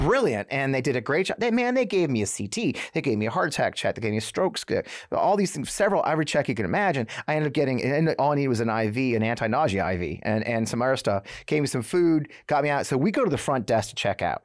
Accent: St. Louis, Missouri, United States; I grew up here in Saint Louis

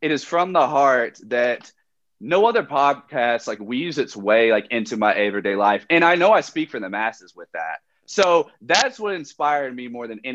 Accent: Kentucky, United States; I'm from Kentucky

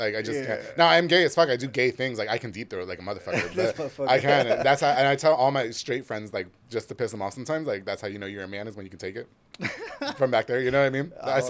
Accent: New York, United States; now in Waco, United States; No, I'm from New York.

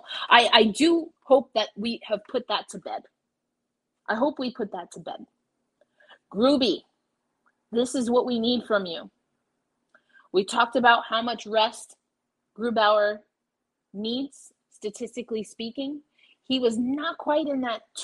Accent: New York, United States; I'm a New Yorker through and through

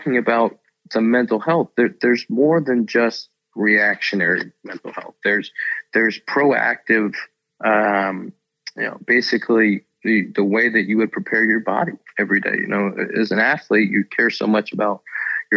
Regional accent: Pittsburgh, Pennsylvania, United States; I grew up in Pittsburgh

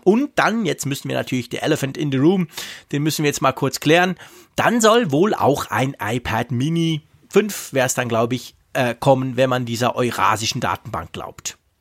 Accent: Switzerland; bei uns in der Schweiz

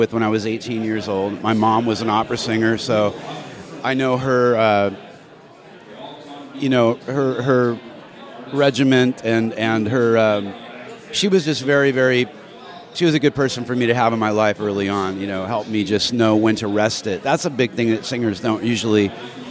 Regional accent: San Diego, California, United States; now in Nashville, United States; I grew up surfing in San Diego

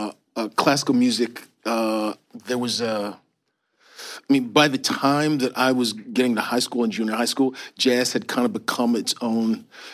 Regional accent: Baltimore, Maryland, United States; moved away as an adult; also born or lived in Rochester, New York; I grew up in Baltimore.

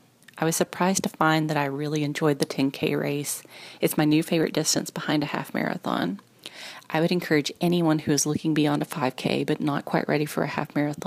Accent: Conway, Arkansas, United States; also born or lived in Arkadelphia, Arkansas; I'm from a small town in Arkansas called Arkadelphia. A group of my best running friends and I went to my hometown of Conway

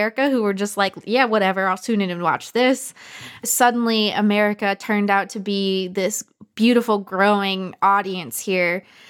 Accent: Michigan, United States; I was born and raised in Michigan, so my whole family was in the auto industry.

